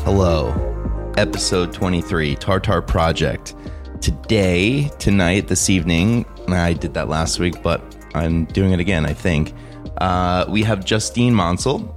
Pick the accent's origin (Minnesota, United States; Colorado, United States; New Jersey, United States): New Jersey, United States